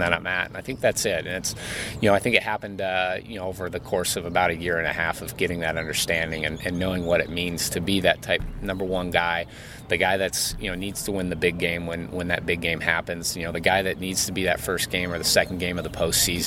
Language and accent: English; San Diego, California, United States; Growing up in San Diego